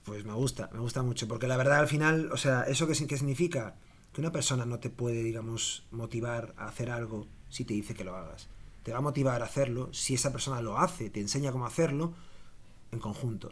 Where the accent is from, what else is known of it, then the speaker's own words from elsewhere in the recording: Galicia, Spain; moved away as an adult; also born or lived in Dublin, Ireland; now in Barcelona, Spain; soy gallego